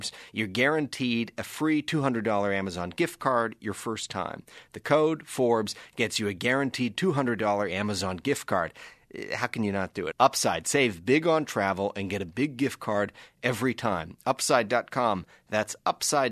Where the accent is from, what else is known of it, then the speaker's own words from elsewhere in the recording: Canada; also born or lived in Washington, D.C.; I'm actually Canadian